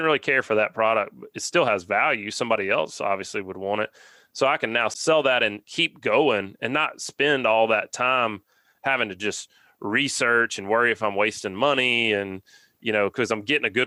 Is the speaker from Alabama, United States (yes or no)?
yes; Alabama, United States; growing up in Alabama